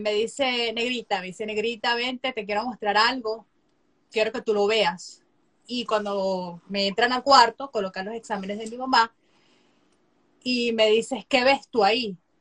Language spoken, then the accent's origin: Spanish; Venezuela; moved away as an adult; now in United States; soy venezolana, soy médico cirujano. Eh, me gradué en el 2017 de médico cirujano en Venezuela, en mi país